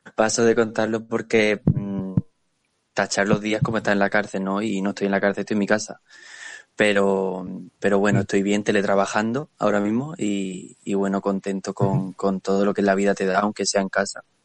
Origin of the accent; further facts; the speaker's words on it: Murcia, Region of Murcia, Spain; es mi gente, no es mi tierra